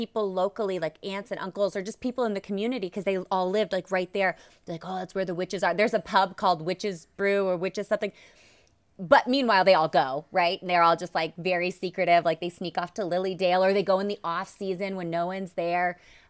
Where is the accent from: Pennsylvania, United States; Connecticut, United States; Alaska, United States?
Alaska, United States; So I grew up in Alaska. My mom and dad were in the military, and so that's how we ended up living in Alaska.